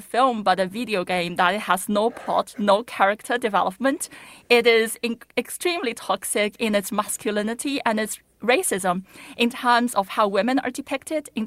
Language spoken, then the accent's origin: English; China; born or raised there; moved away